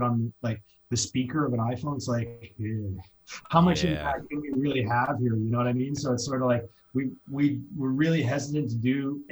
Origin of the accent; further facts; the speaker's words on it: Canada; moved away as an adult; also born or lived in Hawaii; now in Los Angeles, United States; I come from Canada